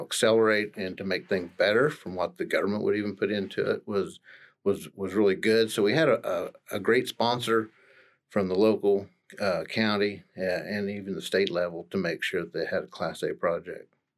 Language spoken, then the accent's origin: English; Stillwater, Oklahoma, United States; I'm actually, uh, born and raised in Stillwater